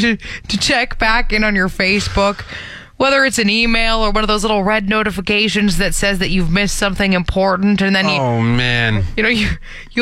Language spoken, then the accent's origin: English; Brampton, Ontario, Canada; moved away; My hometown of Brampton.